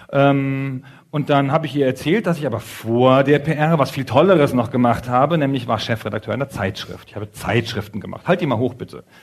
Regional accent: Bevern, Lower Saxony, Germany; Wir kommen zusammen aus Befern in Niedersachsen, in Südniedersachsen.

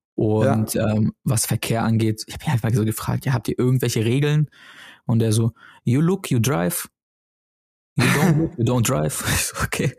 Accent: Germany; bei uns in Deutschland

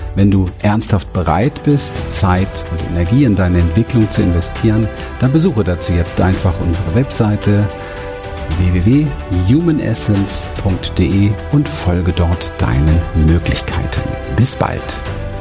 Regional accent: Berlin, Germany; ich bin in Berlin aufgewachsen, im Hinterhof

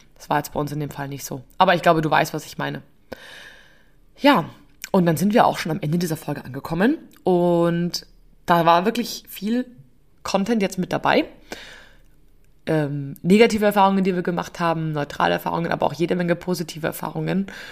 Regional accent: Upper Bavaria, Germany; bei uns in Oberbayern

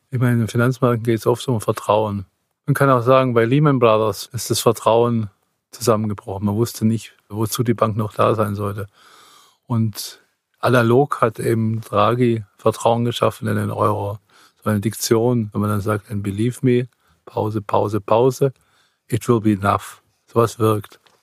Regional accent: Swabia, Germany; ich bin geborener Schwabe

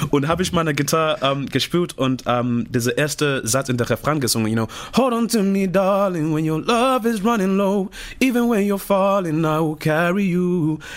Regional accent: Zimbabwe; German is a second language; moved away; ich komme aus dem Zimbabwe

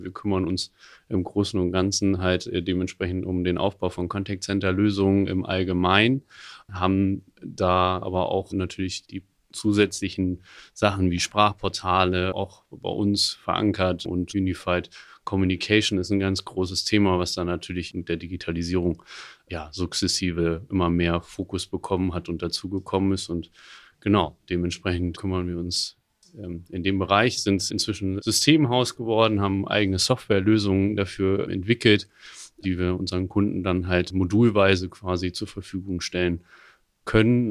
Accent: near Höxter, North Rhine-Westphalia, Germany; moved away as an adult; now in Hamburg, Germany; ich komme eigentlich aus der Nähe von Höxter

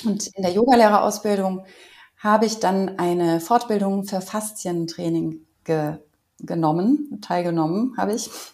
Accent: Cologne, North Rhine-Westphalia, Germany; ich komme aber aus Köln

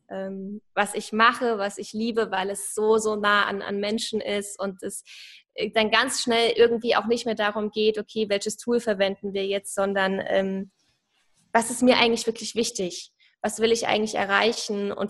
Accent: Saarland, Germany; Ich komme so aus dem Saarland.

